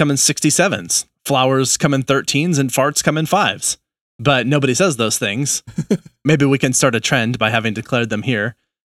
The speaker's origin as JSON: {"language": "English", "region": "New England", "country": "United States", "accent": "New England", "said": "That was my New England accent."}